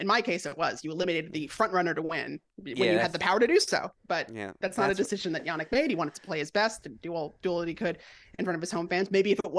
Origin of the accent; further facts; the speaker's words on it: Long Island, New York, United States; I'm from Long Island. We do the same.